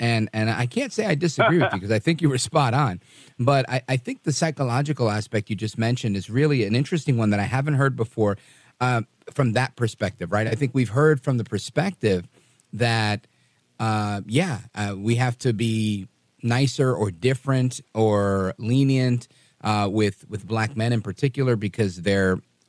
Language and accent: English; New York City, New York, United States; my parents are Puerto Rican, both born in Puerto Rico. I was born in Brooklyn. And I've felt different growing up. And we were poor